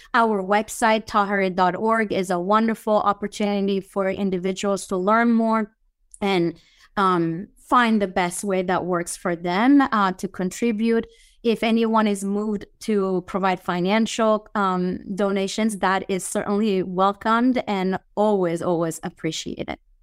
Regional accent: Italy; moved away; I was born and raised in Italy, but I have nothing Italian in my blood. I'm fully Iranian.

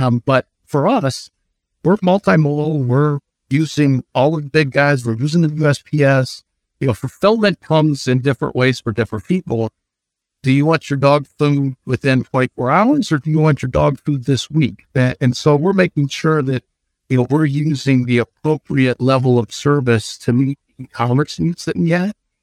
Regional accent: Ohio, United States; Cleveland in my home state

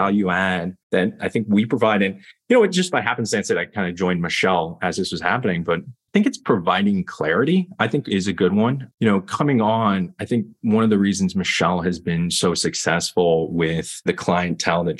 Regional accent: Lexington, Kentucky, United States; also born or lived in California / Columbus, Ohio; now in New York, United States; I grew up in Lexington, Kentucky.

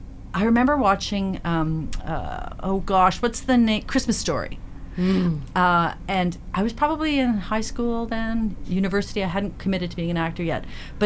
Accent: Belleville, Ontario, Canada; I grew up in Belleville, Ontario. I was my youngest kid in an Air Force family.

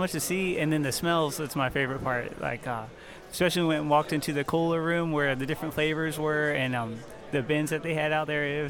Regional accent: Mathews County, Virginia, United States; I'm from Matthews County, Virginia.

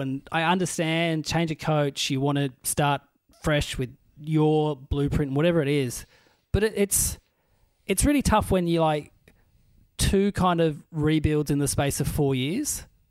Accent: Burnie, Tasmania, Australia; moved away; also born or lived in Melbourne; my hometown team, the Burnie Dockers

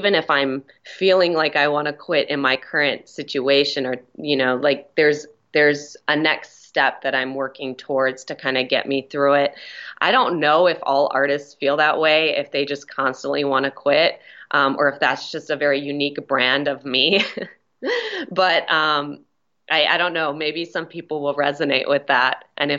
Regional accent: Minneapolis, Minnesota, United States; moved away as an adult; now in Los Angeles, United States; Minneapolis, Minnesota.

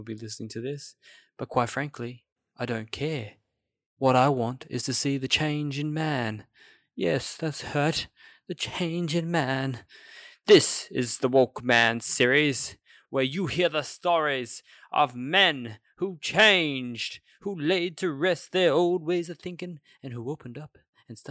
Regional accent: Australia; we're all Aussie

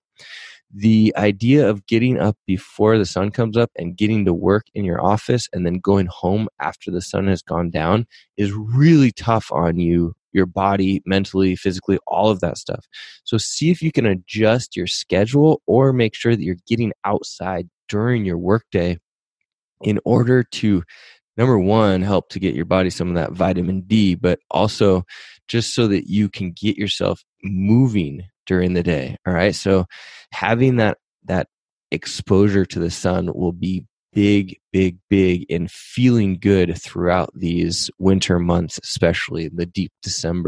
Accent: Pacific Northwest, United States; also born or lived in San Diego; I grew up in the Pacific Northwest

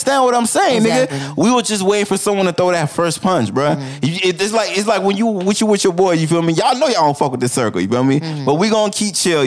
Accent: South Florida, United States; I know I'm from Florida, but I'm from, you know, South Florida

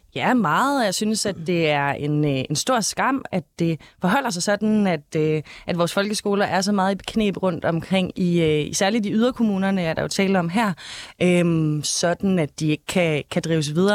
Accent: Denmark; i Gammelry, hvor jeg er fra

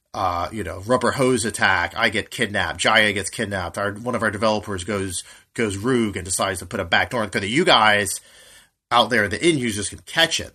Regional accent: United States; I'm an American

